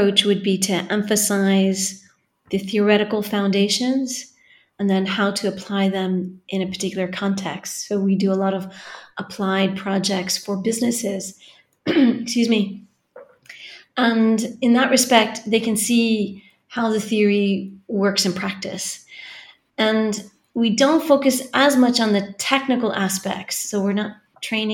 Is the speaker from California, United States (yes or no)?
yes; California, United States; moved away as an adult; now in Galway, Ireland; I come from California, which you can probably hear from the accent